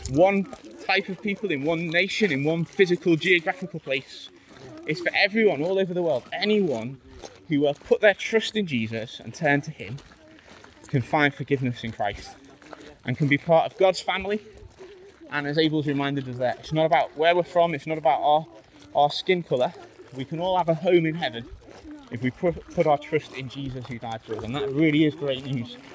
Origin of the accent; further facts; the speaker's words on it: England, United Kingdom; I come from England